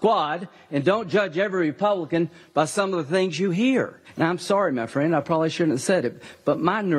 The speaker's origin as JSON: {"language": "English", "country": "United States", "said": "I'm an American."}